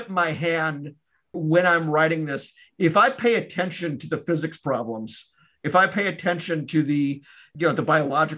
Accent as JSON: {"language": "English", "town": "Memphis", "region": "Tennessee", "country": "United States", "tie": "born or raised there", "moved": "yes", "said": "my hometown of Memphis"}